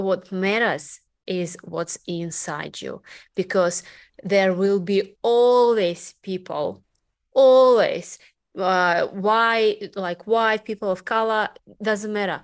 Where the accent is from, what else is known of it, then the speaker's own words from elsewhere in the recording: Russia; English is a second language; moved away as an adult; also born or lived in Delray Beach, Florida; being Russian in America